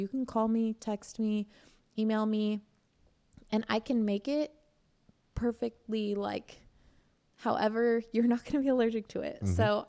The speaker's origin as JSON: {"language": "English", "town": "Eugene", "region": "Oregon", "country": "United States", "tie": "born or raised there", "also_born_or_lived": "Indiana", "lives_now": "Princeton, United States", "said": "I grew up in Eugene, Oregon, and then I've been in Indiana for about 9 years, and then I've been in Princeton for maybe a year and a half."}